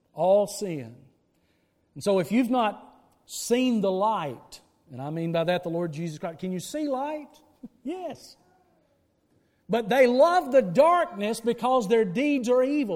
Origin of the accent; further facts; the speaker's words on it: the Bible Belt of the South, United States; when we in the Bible Belt of the South